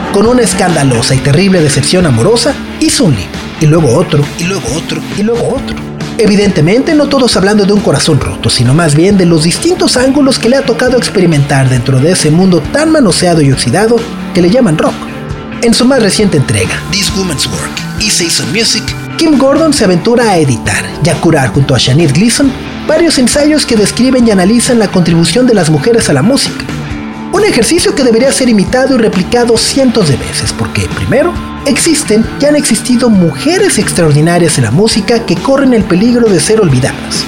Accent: Mexico; nosotros como mexicanos

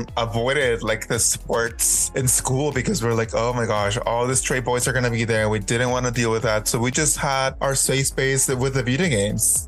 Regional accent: Mexico; moved away; I grew up in Mexico

